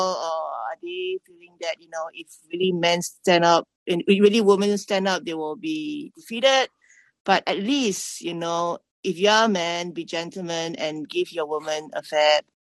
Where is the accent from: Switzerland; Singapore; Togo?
Singapore; now in Tokyo, Japan; I'm a Singaporean based in Tokyo.